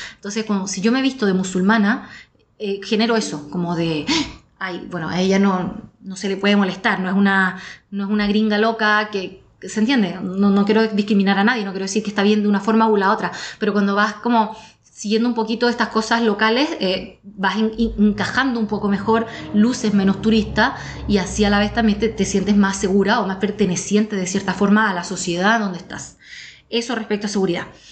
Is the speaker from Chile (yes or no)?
yes; Chile; moved away as an adult; also born or lived in Australia; soy sudamericana y, siempre tengo miedo que me hagan algo porque nací en un lugar eh, mm, de delincuencia